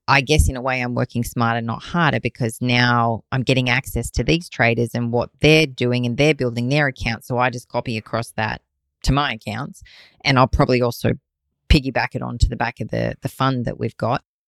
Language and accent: English; Australia; I'm an Aussie